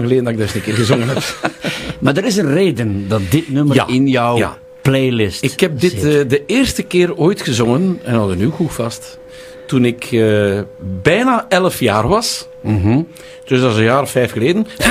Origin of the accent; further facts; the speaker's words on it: Tielrode, Flanders, Belgium; in Tielrode, waar ik opgegroeid ben.